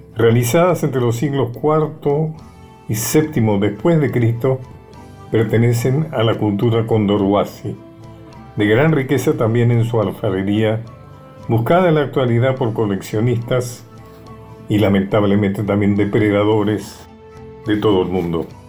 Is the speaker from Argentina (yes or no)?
yes; Argentina